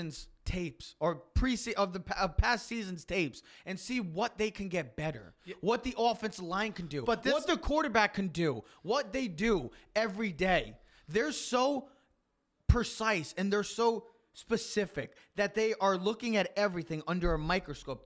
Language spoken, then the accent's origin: English; New York area, United States; we are from the New York area